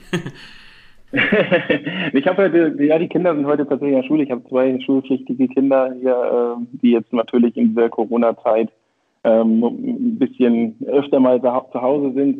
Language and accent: German; Brunsbüttel, Schleswig-Holstein, Germany; also born or lived in Hamburg; geboren in Hamburg, tatsächlich waschechter Norddeutscher. Ähm, aufgewachsen und sozialisiert in Schleswig-Holstein im beschaulichen Brunsbüttel